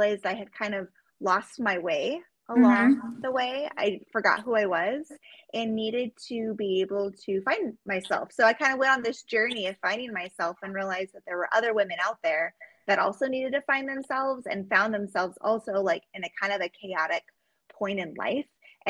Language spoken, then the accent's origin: English; Juneau, Alaska, United States; I was born and raised in Juneau, Alaska